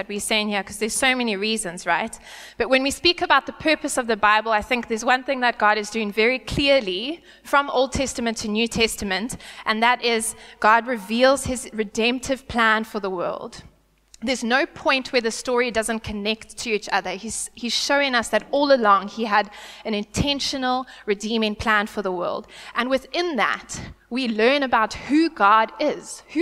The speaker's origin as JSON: {"language": "English", "country": "South Africa", "tie": "born or raised there", "first_language": "English"}